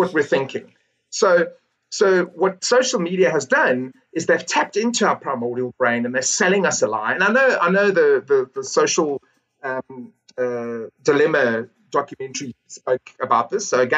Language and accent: English; South Africa; I'm South African